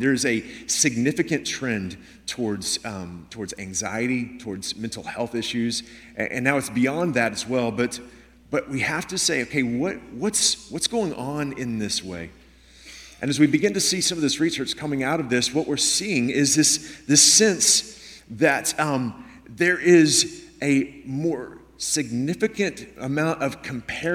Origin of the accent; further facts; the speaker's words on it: Houston, Texas, United States; moved away as an adult; now in Washington State, United States; I grew up in Houston